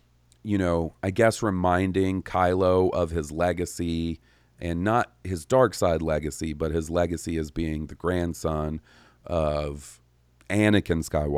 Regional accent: Winnipeg, Manitoba, Canada; my hometown of Winnipeg, Manitoba.

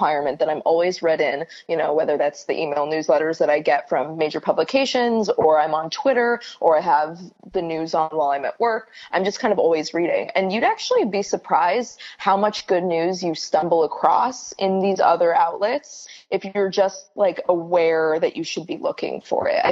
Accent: California, United States; now in New York City, United States; I'm based in New York City, though I'm originally from California.

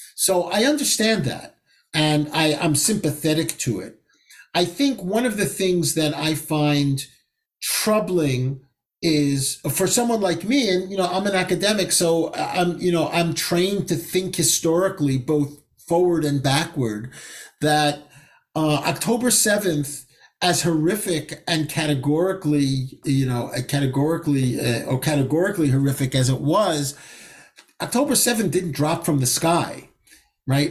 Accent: United States; also born or lived in Israel; I feel that humiliation both as an American Jew, as an Israeli citizen, and as a Jew.

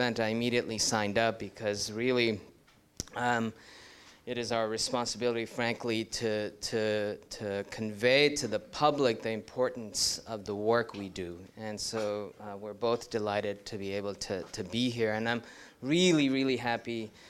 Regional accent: New York City, New York, United States; moved away as an adult; also born or lived in India / Ithaca, New York; now in Ann Arbor, United States; I hail originally from India, but then did most of my growing up in New York City

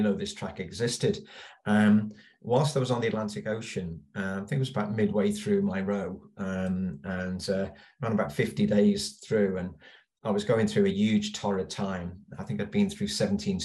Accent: Liverpool, North West England, United Kingdom; I was born and bred in Liverpool

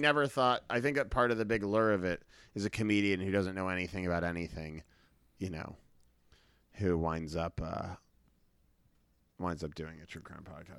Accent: Brookline, Massachusetts, United States; grew up in Boston. I grew up in a part of Boston called Brookline

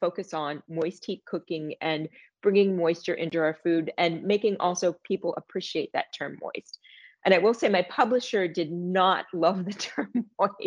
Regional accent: New Castle, Pennsylvania, United States; I grew up in Newcastle, PA, a half hour away from Grove City

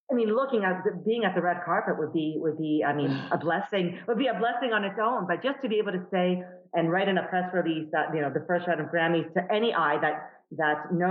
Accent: Canada; as a, as a Canadian, obviously it's, it's important as well to be a part of that.

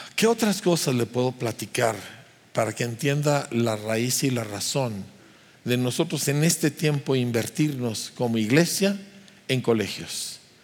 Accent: Mexico; éramos un grupo de puros pastores mexicanos

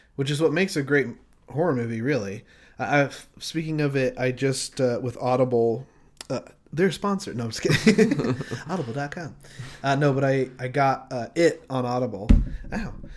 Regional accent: Utah, United States; growing up in Utah

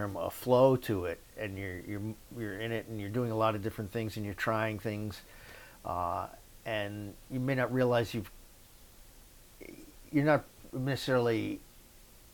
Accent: Yonkers, New York, United States; I grew up in Yonkers, New York, which is the first suburb north of the Bronx.

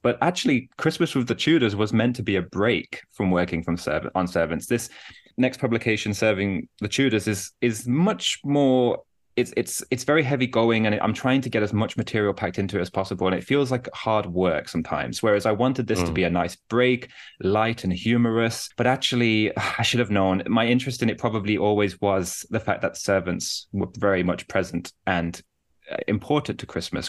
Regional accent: Birmingham, West Midlands, United Kingdom; moved away as an adult; also born or lived in Durham; now in Newcastle, United Kingdom; I'm originally from Birmingham in the UK, though I'm based in the north of England now

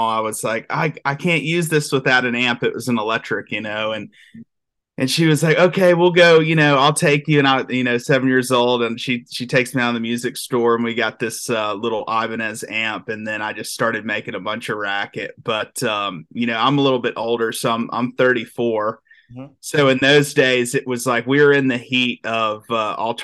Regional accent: Aiken, South Carolina, United States; moved away as an adult; also born or lived in Alabama; I grew up in a small town called Aiken, South Carolina, and it was super tight-knit community

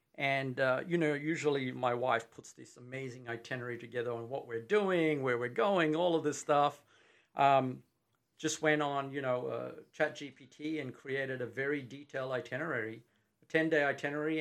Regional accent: Australia; accent: Australian; moved away as an adult; now in Texas, United States; I'm from Australia

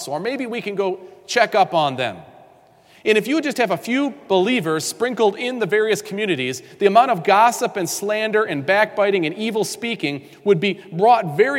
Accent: New York, United States; I grew up in New York State

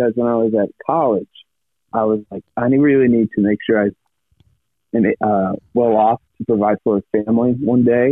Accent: Quincy, Illinois, United States; I was born and raised in Quincy, Illinois, which is right on the Mississippi River.

